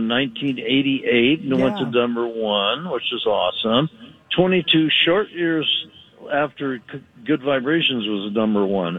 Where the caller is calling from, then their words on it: Chautauqua, New York, United States; I'm calling in from the Upper New York State, a place called Chautauqua. It's a beautiful little lake, and there's a big amphitheater here.